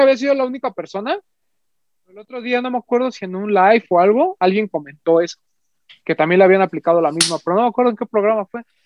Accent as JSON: {"language": "Spanish", "region": "Mexico City", "country": "Mexico", "said": "a nosotros como, como, parte de, la Ciudad de México, vamos a decirlo así, y como mexicanos en general"}